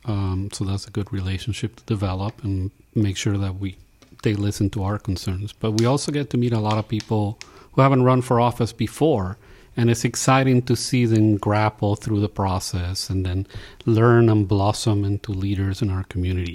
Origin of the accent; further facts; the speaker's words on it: Puerto Rico; moved away; I'm from Puerto Rico, in the times when we all had electricity